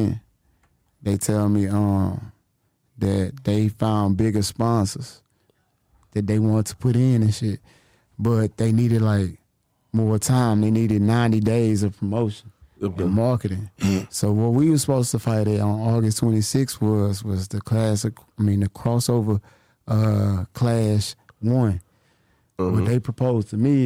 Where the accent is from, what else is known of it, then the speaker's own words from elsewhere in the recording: Lake Charles, Louisiana, United States; I'm from Southwest Louisiana, Lake Charles